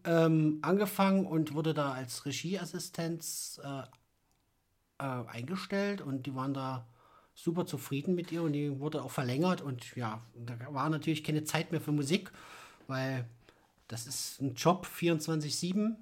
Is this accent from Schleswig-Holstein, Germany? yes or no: no; Naumburg, Saxony-Anhalt, Germany; moved away as an adult; now in Leipzig, Germany; Ich komme oder kam aus Sachsen-Anhalt, aus Naumburg, bin 2010 hierher gezogen